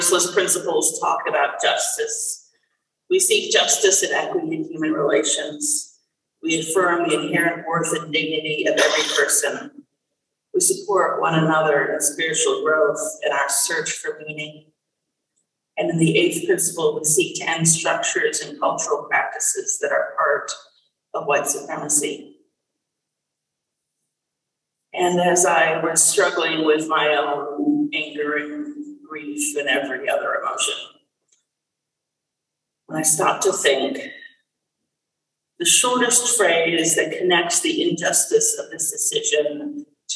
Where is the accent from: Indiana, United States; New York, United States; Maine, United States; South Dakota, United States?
New York, United States; I grew up in New York State